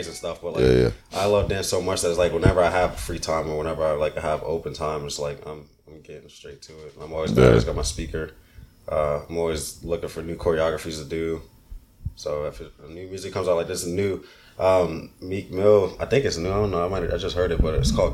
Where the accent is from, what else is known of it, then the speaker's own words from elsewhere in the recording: Virginia, United States; also born or lived in Brooklyn, New York; I'm a VA dude